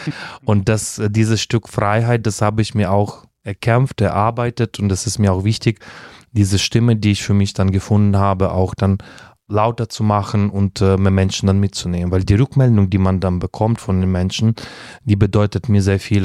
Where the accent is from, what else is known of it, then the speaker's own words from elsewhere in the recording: Uzhhorod, Zakarpattia Oblast, Ukraine; first language Russian; German is a second language; moved away as an adult; also born or lived in Heidelberg, Germany / Kyiv, Ukraine / Italy; now in Germany; in der Ukraine meine Heimatstadt, Uschgorod